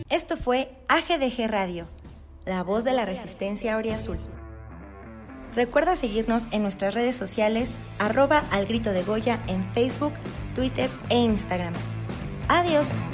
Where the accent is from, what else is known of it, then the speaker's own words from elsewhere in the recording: San Luis Potosí, Mexico; soy de San Luis.